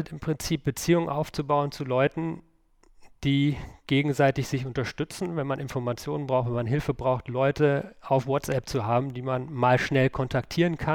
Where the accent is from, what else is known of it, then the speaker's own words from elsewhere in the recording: North Rhine-Westphalia, Germany; ich komme aus dem Münsterland